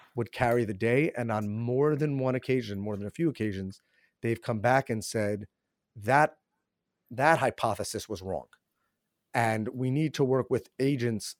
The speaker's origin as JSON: {"language": "English", "region": "New York", "country": "United States", "tie": "born or raised there", "said": "born and raised in New York"}